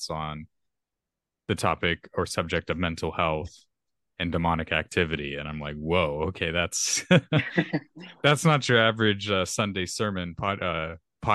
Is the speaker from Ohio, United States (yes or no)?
no; Texas, United States; I'm a Texan. So if I say y'all a lot in this podcast, well, I guess that's my natural accent.